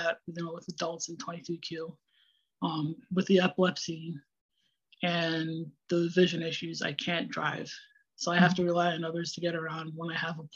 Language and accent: English; Cheshire, Connecticut, United States; I grew up in Cheshire, Connecticut